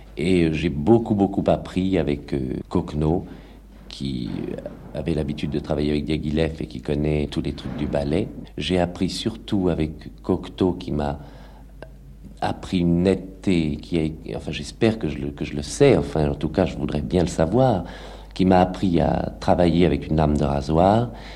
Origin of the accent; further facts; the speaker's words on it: Villemomble, Île-de-France, France; also born or lived in Paris; J'ai passé toute mon enfance à Villemomble